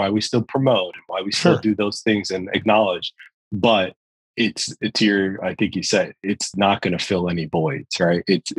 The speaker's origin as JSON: {"language": "English", "region": "New York", "country": "United States", "said": "I'm a New Yorker at heart."}